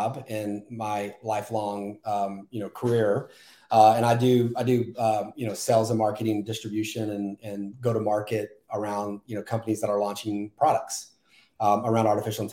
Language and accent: English; Texas, United States; But I'm born and raised in Texas